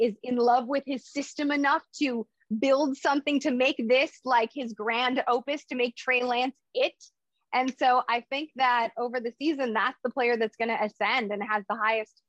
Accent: Chicago, Illinois, United States; I'm a Bears fan born and raised in Chicago.

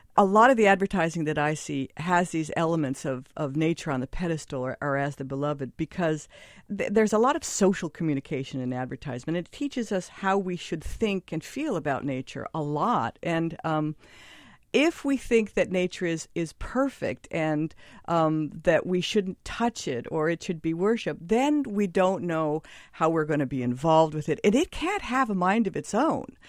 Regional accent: Southern California, United States; now in New York, United States; I come from Southern California, where the water was kind of recycled, and I felt like I was drinking chlorine a lot

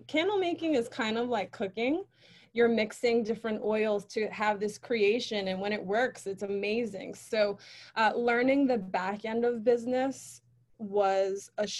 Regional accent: New York City, New York, United States; I lived all over the Bronx, but that area is where I was raised

